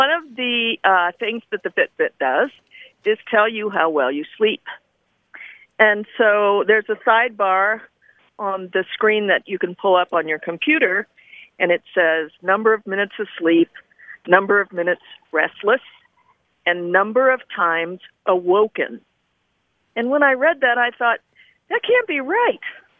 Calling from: Bozeman, Montana, United States; Bozeman, Montana.

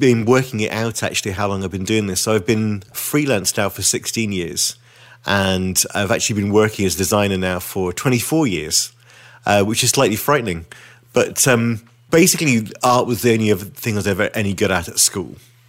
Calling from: Witney, South East England, United Kingdom; So I'm speaking from Witney in Oxfordshire.

